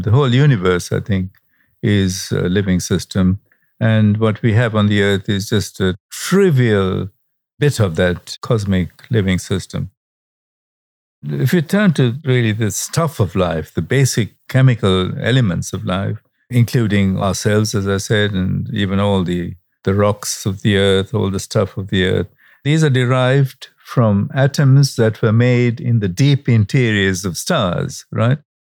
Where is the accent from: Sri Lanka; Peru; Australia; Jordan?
Sri Lanka; Colombo, Western Province; I was born in Sri Lanka and not far from Delhi, where you are, where the night sky at the time that I was growing up in the suburb of Colombo was really absolutely pristine